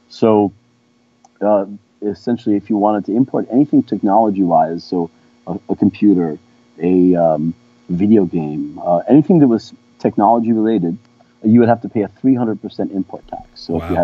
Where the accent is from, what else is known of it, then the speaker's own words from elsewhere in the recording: São Paulo, Brazil; also born or lived in Rio de Janeiro; So I was born in Rio and, and, raised in São Paulo.